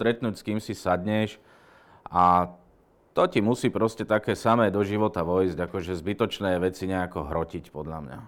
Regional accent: Lučenec, Banská Bystrica Region, Slovakia; moved away as an adult; now in Bratislava, Slovakia; Tak ja som pôvodom z Lučenca, tam sa stále cítim akože doma

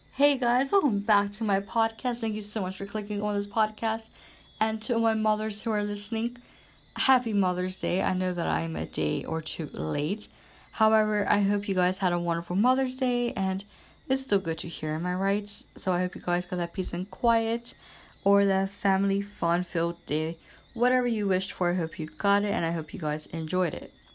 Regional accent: Bermuda; Bermuda is a tiny island in the middle of the Atlantic Ocean

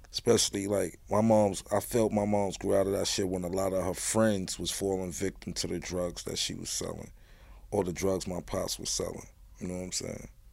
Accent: New York City, New York, United States; one five one. That's where I'm from. Raised me.

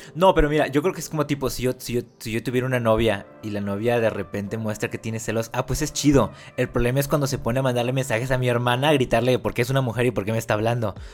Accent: Mexico; los dos somos mexicanos y venimos más o menos del mismo lugar

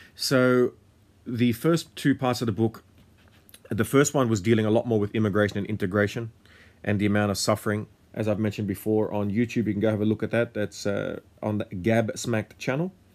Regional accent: Australia; also born or lived in Lebanon / Syria; I am someone who was born and raised in Australia

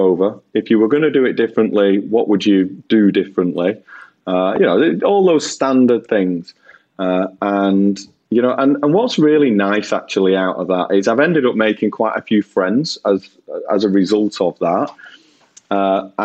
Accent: Bolton, North West England, United Kingdom; I'm a lad from Bolton that flogs washing machines and fridges and tellies and stuff.

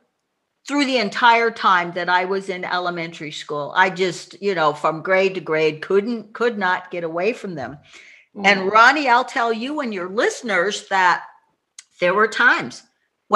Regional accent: suburb of Boston, Massachusetts, United States; now in Tacoma, United States; Was raised in a conservative white suburb of Boston

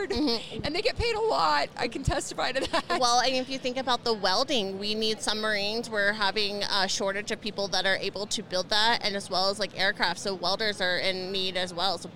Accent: Indiana, United States; now in Colorado, United States; and but when I came from Indiana to Colorado, I became a mom, you know, got married, we bought a house

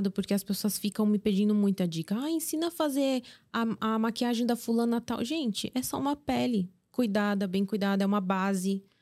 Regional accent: South Korea; Aqui sim, nós somos coreanos e a gente consegue assistir.

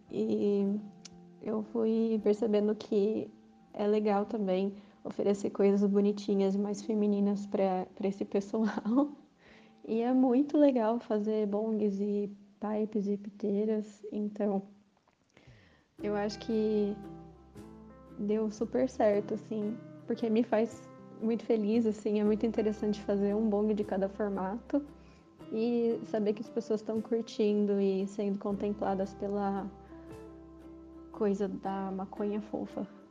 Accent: Campinas, São Paulo, Brazil; eu sou de Campinas

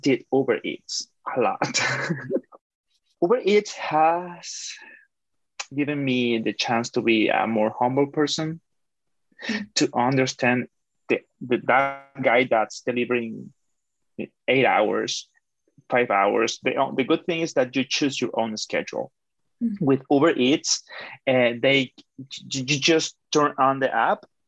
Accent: Caracas, Capital District, Venezuela; moved away as an adult; also born or lived in Toronto, Canada; now in Canada; I'm from Caracas, Venezuela, and I have been living in Canada for about almost 5 years

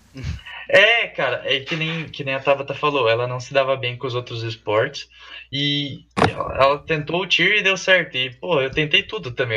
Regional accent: Toledo, Paraná, Brazil; eu já sou aqui de Toledo

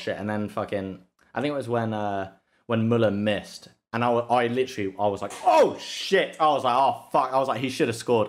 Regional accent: England, United Kingdom; I'm English

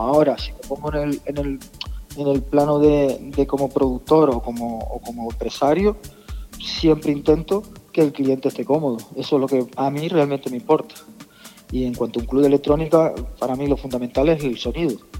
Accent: Tenerife, Canary Islands, Spain; yo soy nacido en Tenerife

